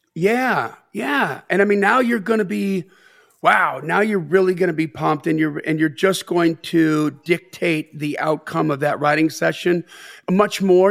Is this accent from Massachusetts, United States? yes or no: no; Delavan, Wisconsin, United States; I grew up in Delvin, Wisconsin